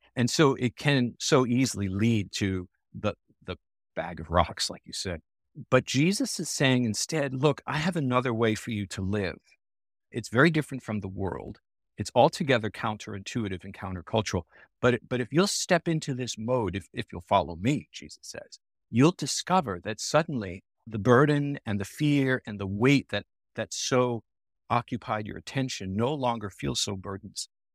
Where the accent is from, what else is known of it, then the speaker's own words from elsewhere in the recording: Long Island, New York, United States; now in Naperville, United States; I was born and raised on Long Island, New York, as a Roman Catholic